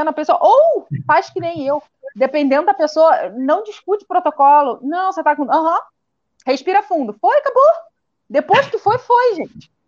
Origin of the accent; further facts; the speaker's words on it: Casimiro de Abreu, Rio de Janeiro, Brazil; Sou de Casimiro de Abreu, é no Rio de Janeiro, é no interior. Fica na região dos lagos.